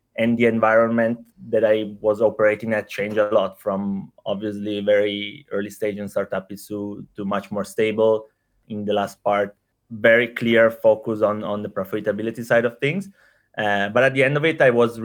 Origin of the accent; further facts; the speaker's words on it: Italy; accent: Italian; moved away as an adult; also born or lived in Indonesia / Thailand; as you can hear from the accent, I'm from Italy, but I've been working pretty much all my professional life in Asia